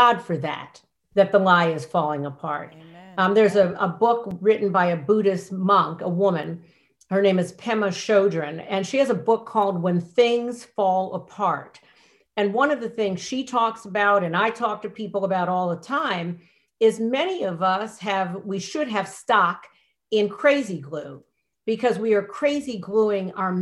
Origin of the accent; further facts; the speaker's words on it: United States; I'm American. I was born here.